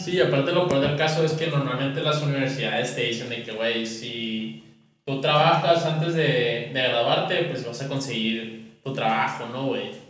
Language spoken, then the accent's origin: Spanish; northern Mexico, Mexico; somos tres norteños